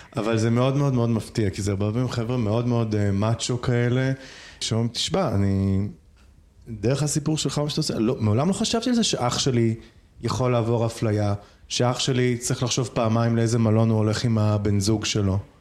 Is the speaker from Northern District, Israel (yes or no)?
yes; Nahariya, Northern District, Israel; כשהייתי הולך ברחוב בנהריה ביחד עם אימא שלי